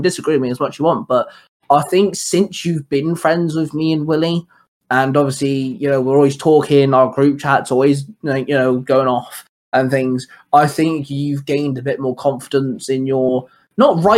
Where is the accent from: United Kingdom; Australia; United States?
United Kingdom; England; now in Wales, United Kingdom; I'm from England, I live in Wales